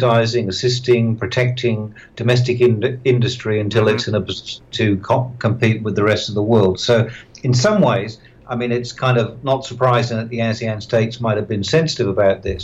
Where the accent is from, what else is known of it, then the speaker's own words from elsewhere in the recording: Australia; I'm from Australia